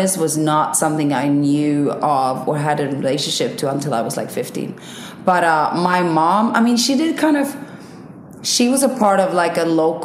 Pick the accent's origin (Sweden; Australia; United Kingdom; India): Sweden; also born or lived in Iceland; I was born in Sweden, moved to Iceland when I was 5, lived in Iceland for like 3.5 years, moved back to Sweden.